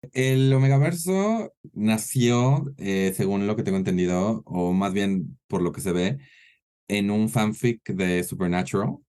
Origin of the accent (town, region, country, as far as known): Mexico